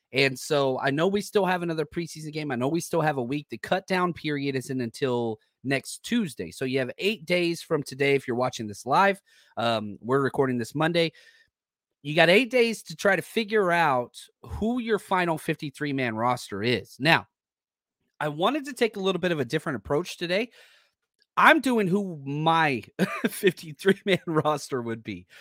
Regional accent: Texas, United States; moved away; also born or lived in Kansas City; born and raised in Texas

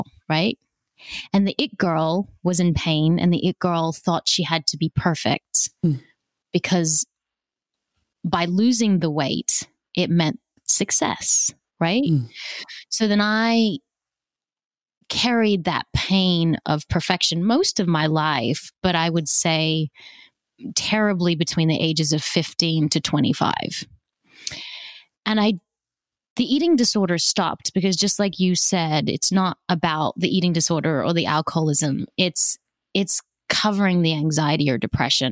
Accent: Australia; also born or lived in South Africa; I was born in South Africa, immigrated to Australia when I was 5.

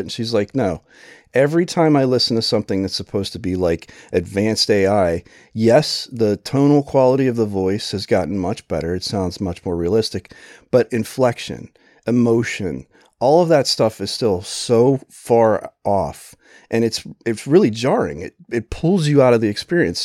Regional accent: Pennsylvania, United States; moved away; also born or lived in New Jersey; I grew up in Pennsylvania and then we lived in New Jersey

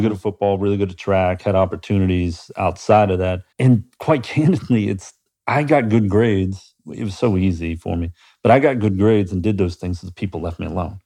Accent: Pittsburgh, Pennsylvania, United States; now in Columbus, United States; growing up in Pittsburgh

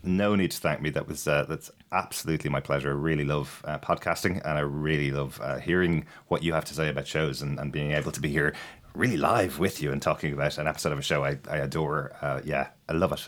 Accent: Ireland; I'm Irish

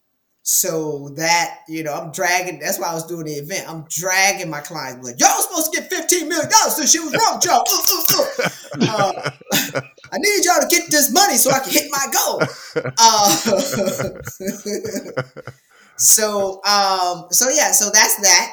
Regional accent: South Carolina, United States; I'm from South Carolina

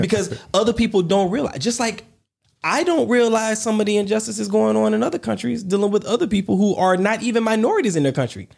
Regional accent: Warner Robins, Georgia, United States; growing up in Warner Robins, Georgia, I didn't know, I'm a black man, a black kid, a black family

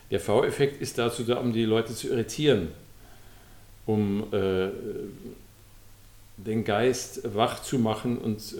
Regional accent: Passau, Bavaria, Germany; in, pa in Passau, wo ich herkomme, gab es auch bibliotheksmäßig eher wenig, was man über Kunst erfahren konnte.

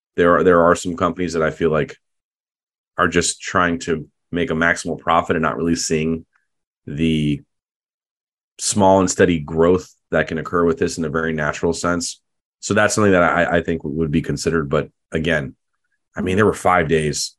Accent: United States; I'm proud to be American

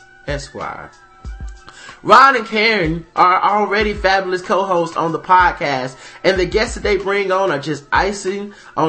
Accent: Chicago, Illinois, United States; now in Detroit, United States; And even though I'm from Chicago, I spent a good portion of my life here, so I got love for the D.

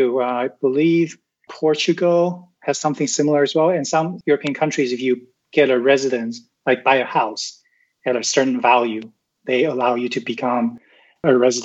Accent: Taiwan; also born or lived in Canada; now in Vancouver, Canada; I'm originally from Taiwan

